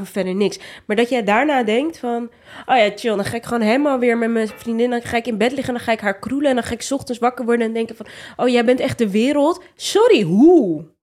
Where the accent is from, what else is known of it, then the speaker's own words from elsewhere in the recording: Rotterdam, South Holland, Netherlands; Ik kom ook niet uit Amsterdam, maar wel uit Rotterdam